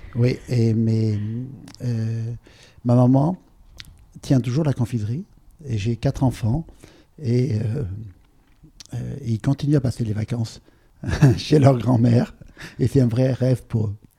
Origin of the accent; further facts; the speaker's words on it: Provence-Alpes-Côte d'Azur, France; J'ai grandi sur la côte d'Azur